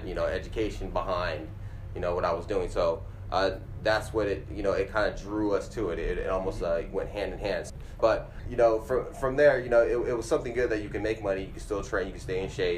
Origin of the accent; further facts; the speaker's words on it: Northern California, United States; moved away as an adult; also born or lived in Philadelphia area; now in Conshohocken, United States; I'm originally from Northern California, so it's what kept me here